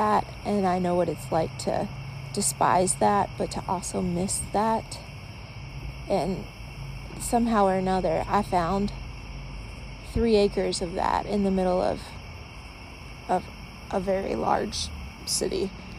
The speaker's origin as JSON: {"language": "English", "region": "the South", "country": "United States", "tie": "born or raised there", "said": "Like, growing up in the South, I used to hear people just tell stories all the time."}